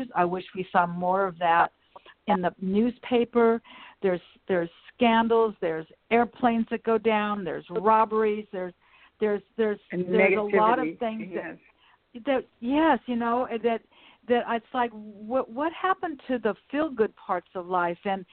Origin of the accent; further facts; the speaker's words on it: Los Angeles, California, United States; I'm a native. I grew up in Westchester. I went to Westchester High School.